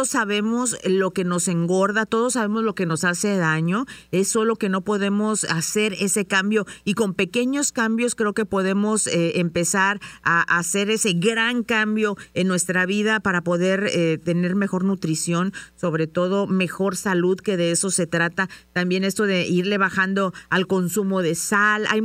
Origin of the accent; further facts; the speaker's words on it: San Luis Potosí, Mexico; yo soy de San Luis Potosí